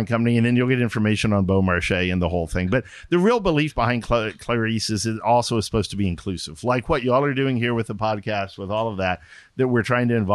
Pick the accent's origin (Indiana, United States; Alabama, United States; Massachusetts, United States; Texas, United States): Texas, United States; Austin; moved away as an adult; also born or lived in San Antonio, Texas / Dallas, Texas; now in California, United States; I grew up in Austin.